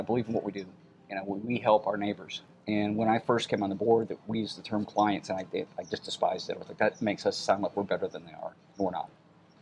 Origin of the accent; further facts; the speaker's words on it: the Catskills, New York, United States; moved away as an adult; also born or lived in Syracuse, New York; now in South Carolina, United States; I was born in Syracuse, New York, and raised in the Catskills in New York